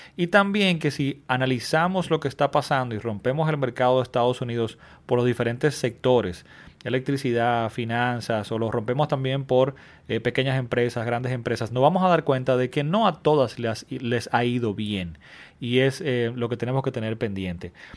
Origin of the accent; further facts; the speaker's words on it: Dominican Republic; mi país. En República Dominicana